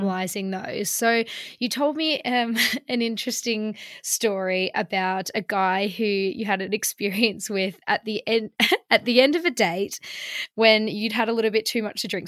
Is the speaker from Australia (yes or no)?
yes; Melbourne, Victoria, Australia; now in London, United Kingdom; in Melbourne where I'm from